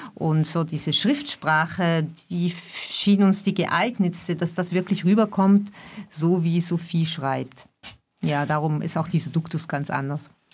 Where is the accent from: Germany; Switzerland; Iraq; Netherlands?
Switzerland; ich komme aus der Schweiz